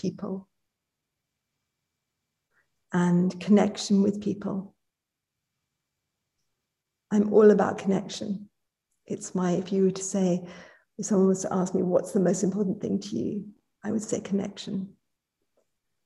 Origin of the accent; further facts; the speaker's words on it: United Kingdom; also born or lived in London; I am British.